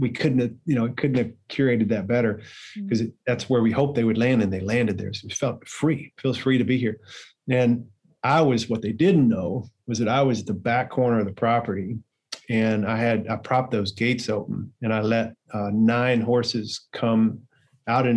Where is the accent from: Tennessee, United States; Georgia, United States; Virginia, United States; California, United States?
Tennessee, United States; I grew up here in Tennessee in a little small town